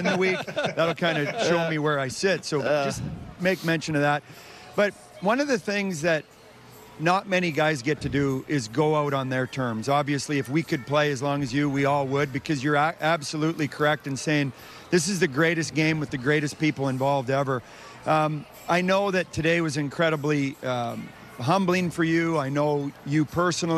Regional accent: Saskatchewan, Canada; I'm from Saskatchewan

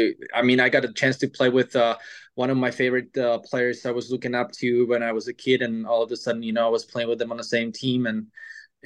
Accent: Pardubice, Pardubice Region, Czechia; moved away as an adult; also born or lived in Třinec / Russia; my hometown, Pardubice.

